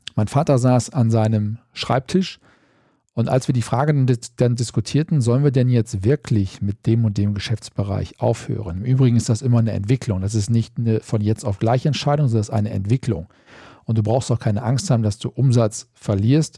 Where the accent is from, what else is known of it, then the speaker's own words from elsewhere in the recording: North Rhine-Westphalia, Germany; bei uns in Westfalen